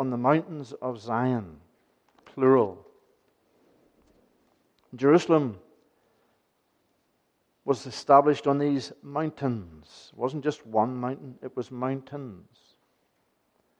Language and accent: English; Aghadowey, Northern Ireland, United Kingdom; moved away; When I was learning this as a child, growing up in Achidui, going to Ballylagan Church